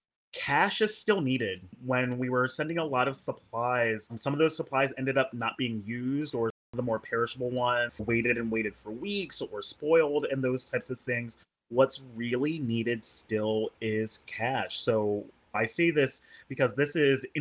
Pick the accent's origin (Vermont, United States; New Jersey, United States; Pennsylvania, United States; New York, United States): Pennsylvania, United States; Harrisburg; now in Hawaii, United States; I grew up in Harrisburg, Pennsylvania, also a state capital